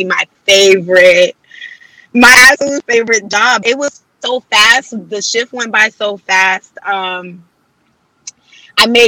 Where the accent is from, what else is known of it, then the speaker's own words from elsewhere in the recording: Boston, Massachusetts, United States; I'm a born and raised Bostonian.